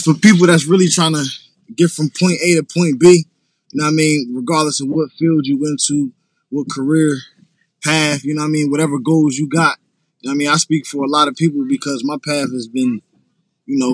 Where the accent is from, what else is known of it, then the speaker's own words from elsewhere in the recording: Harrisburg, Pennsylvania, United States; I'm from PA, Harrisburg, PA